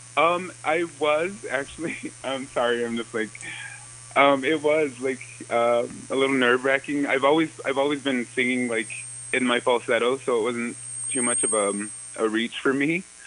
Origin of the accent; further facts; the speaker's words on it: New Town, North Dakota, United States; I was born in Newtown